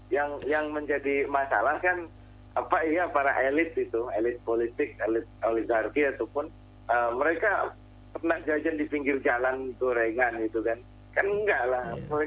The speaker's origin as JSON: {"language": "Indonesian", "region": "Central Java/West Java border", "country": "Indonesia", "said": "termasuk saya kan juga dari pelosok mas hmm. Eh"}